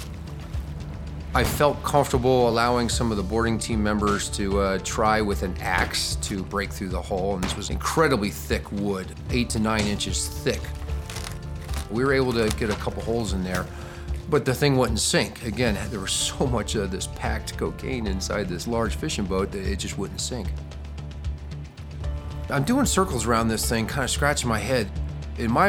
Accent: Saranac Lake, New York, United States; now in Newport, United States; I'm from Saranac Lake, New York

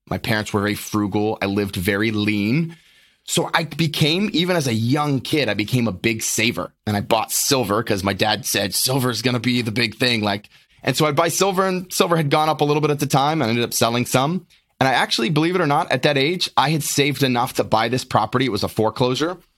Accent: Lynchburg, Virginia, United States; born and raised in Lynchburg, Virginia

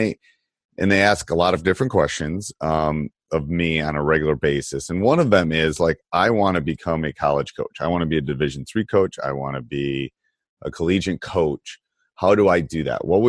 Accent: Midwest, United States; moved away; I grew up in the Midwest, but I went to school out east

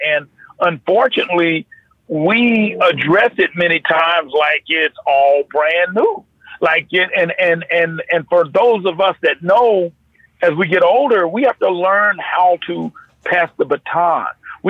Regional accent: North Carolina, United States; I grew up in North Carolina, but after 9 o'clock at night, that's what you get.

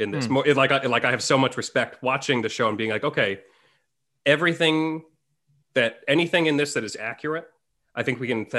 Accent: New England, United States; I'm half Thai. My father's from Bangkok, but I was born and raised in New England.

